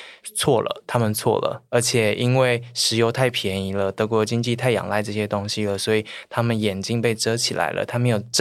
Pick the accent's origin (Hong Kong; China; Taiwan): Taiwan; 就因为我来自台湾